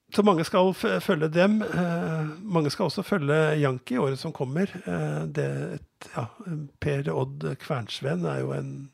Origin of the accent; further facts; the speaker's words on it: Skedsmo, Viken, Norway; now in Gjøvik, Norway; Jeg vokste opp på, på Skedsmo, men hadde røtter fra Innlandet